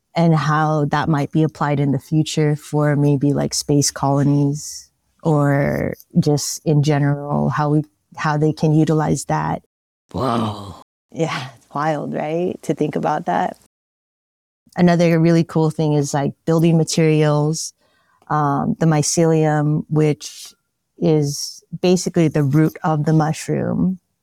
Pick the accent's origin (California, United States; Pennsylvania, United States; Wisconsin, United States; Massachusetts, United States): California, United States; San Francisco; Born and raised in San Francisco